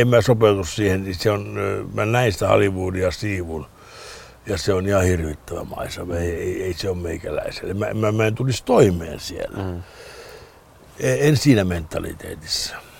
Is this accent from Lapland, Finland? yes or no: yes; Lapland, Finland; moved away; Lappi kun Lappi niin kuin merkitsee mulle, se on mun lapsuuteni.